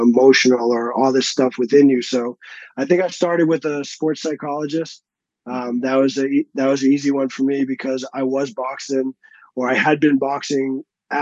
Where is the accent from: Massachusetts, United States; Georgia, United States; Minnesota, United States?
Massachusetts, United States; a suburb outside of Boston; moved away as an adult; also born or lived in Texas; now in Colorado, United States; I grew up in like a suburb outside of Boston